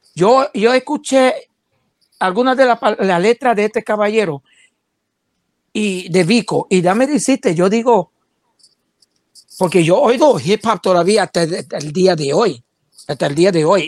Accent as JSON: {"language": "Spanish", "country": "United States", "said": "yo soy bien americano"}